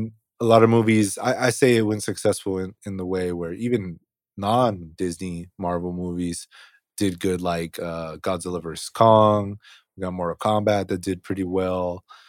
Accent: United Kingdom; I'm actually British.

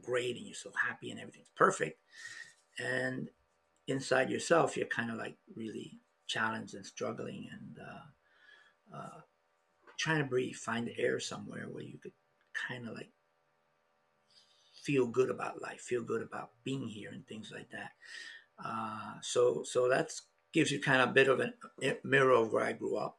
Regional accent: New York, United States; moved away; also born or lived in Florida; I was born in the South Bronx. From a European mom and a dad that was half indigenous. So growing up in the South Bronx had its challenges

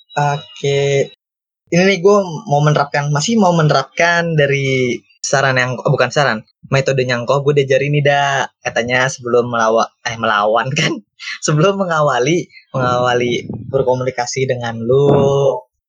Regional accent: Bekasi, West Java, Indonesia; gua sebagai orang Bekasi yang bisa bahasa Jawa

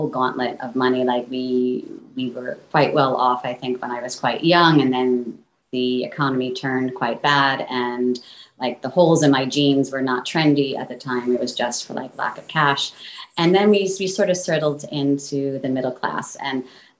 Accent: New York City, New York, United States; moved away; also born or lived in Tokyo / United Kingdom; I am originally from New York City.

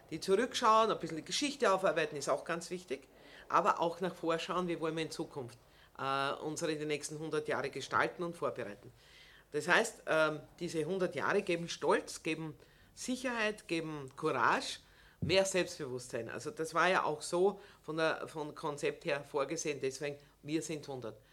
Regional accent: Burgenland, Austria; also irgendwie sind wir schon in, in Bescheidenheitswolle eingepackt als Burgenländer, dort oben zu stehen und zu sagen, herzlich willkommen im Burgenland

